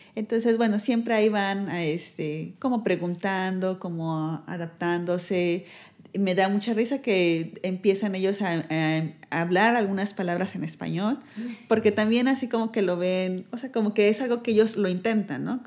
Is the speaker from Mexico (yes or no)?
yes; Mexico; moved away as an adult; now in Netherlands; somos los mexicanos y los holandeses, tenemos una cultura muy diferente, nosotros tendemos a ser muy amistosos